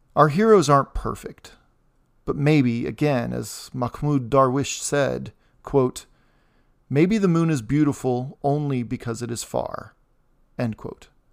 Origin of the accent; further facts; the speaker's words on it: United States; also born or lived in Indiana; As an American